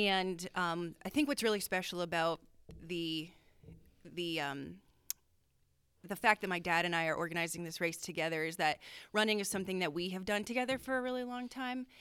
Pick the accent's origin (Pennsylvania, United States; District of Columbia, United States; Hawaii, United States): Pennsylvania, United States; Danville; growing up in Danville